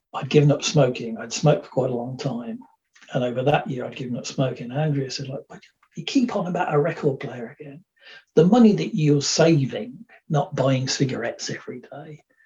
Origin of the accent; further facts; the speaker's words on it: Dudley, West Midlands, United Kingdom; moved away; also born or lived in Birmingham; I was born in Birmingham, and for the first part, part of my life, lived in, in the West Midlands. So this was around Dudley, Rowley Regis, quite an industrial area, which is known as the Black Country